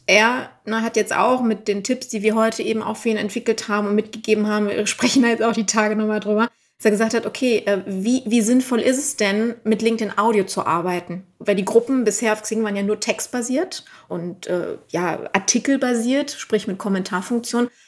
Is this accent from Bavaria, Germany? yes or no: no; Düsseldorf, North Rhine-Westphalia, Germany; ich bin ja aus Düsseldorf